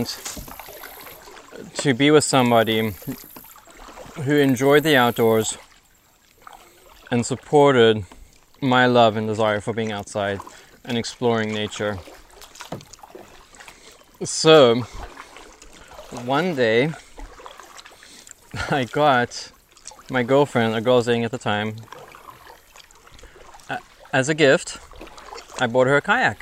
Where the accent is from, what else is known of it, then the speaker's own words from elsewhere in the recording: South Africa; now in Florida, United States; I'm actually from South Africa. Some of my favorite childhood memories were camping in the African bush